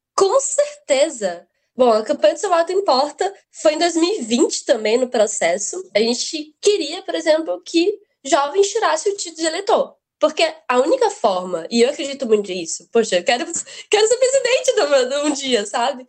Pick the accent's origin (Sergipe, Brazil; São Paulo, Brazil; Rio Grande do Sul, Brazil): Sergipe, Brazil; Aracaju; Consegui uma bolsa para estudar em ótimos colégios aqui de Aracaju de Sergipe, que eu sou, né? Eu sou sergipano com muito orgulho